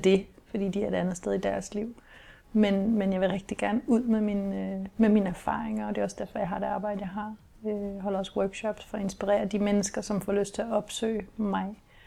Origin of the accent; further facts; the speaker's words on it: Kolding, Southern Denmark, Denmark; jeg er jo opvokset i det, som man jo kunne kalde en kernefamilie med mor og far, og jeg var lille søster, og jeg havde en storebror, og vi boede i et parcelhus i Kolding